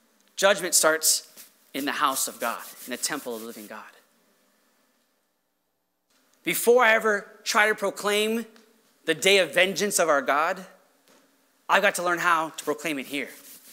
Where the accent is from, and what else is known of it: United States